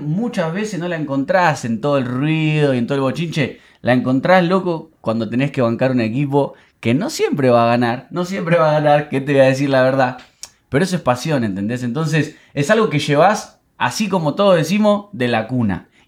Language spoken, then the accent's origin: Spanish; Buenos Aires, Argentina; also born or lived in Bajo Flores, Buenos Aires; nací en la maternidad sardá del glorioso parque de los patricios.